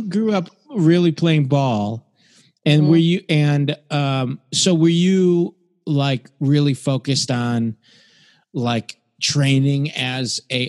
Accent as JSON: {"language": "English", "town": "Detroit", "region": "Michigan", "country": "United States", "tie": "born or raised there", "said": "I was such a big Pistons fan growing up in Detroit."}